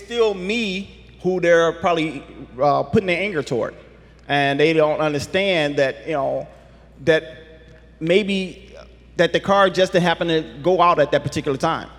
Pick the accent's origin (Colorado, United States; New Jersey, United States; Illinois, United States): Illinois, United States; Chicago; I grew up in Chicago